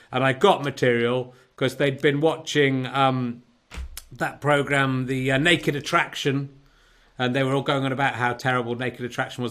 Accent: Cheddar, South West England, United Kingdom; moved away; also born or lived in Yorkshire; back in Cheddar doing this uh, from my childhood home

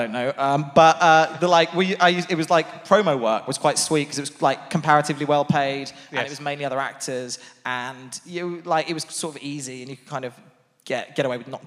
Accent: Portsmouth, South East England, United Kingdom; I was from Portsmouth

